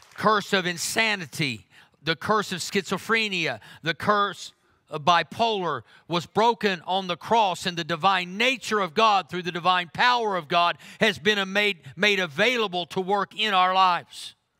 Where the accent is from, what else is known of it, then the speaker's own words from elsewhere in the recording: Oklahoma, United States; I'm from Oklahoma.